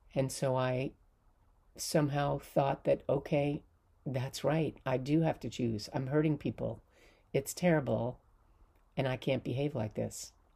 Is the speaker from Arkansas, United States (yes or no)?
no; Palisades, New York, United States; I am from Palisades in the Hudson Valley.